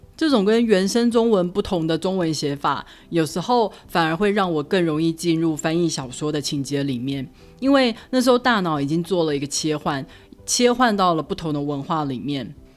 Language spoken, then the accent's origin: Chinese; Taiwan; moved away; also born or lived in Denver, United States; 即使是我一个土生土长的台湾人